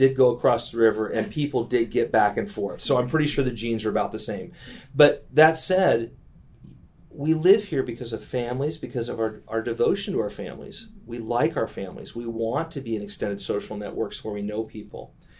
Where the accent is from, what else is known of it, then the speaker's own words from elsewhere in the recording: California, United States; now in Southeast Ohio, United States; I grew up in California.